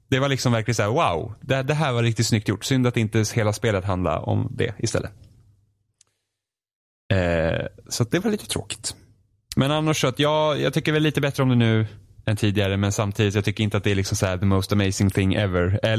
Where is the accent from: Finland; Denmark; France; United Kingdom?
Finland; Swedish is a second language; Jag är finne, svenska är svårt för mig.